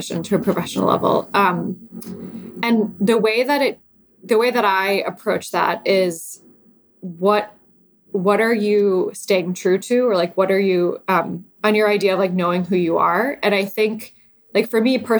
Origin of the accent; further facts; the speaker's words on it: Lake Michigan, Midwest, United States; now in San Francisco, United States; I grew up sailing on Lake Michigan and I sail in San Francisco Bay.